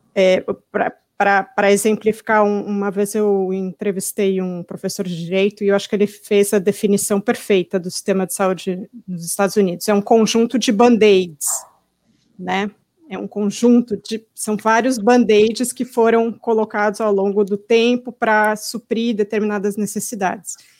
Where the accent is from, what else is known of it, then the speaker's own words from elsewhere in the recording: São Paulo, Brazil; now in United States; eu vou para São Paulo, quando eu chego ali perto da Zona Oeste, onde eu morava